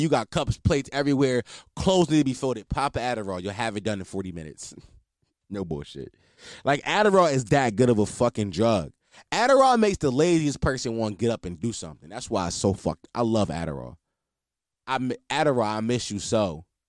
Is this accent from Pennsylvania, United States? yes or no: yes; Philadelphia, Pennsylvania, United States; I'm a Philadelphian, born and raised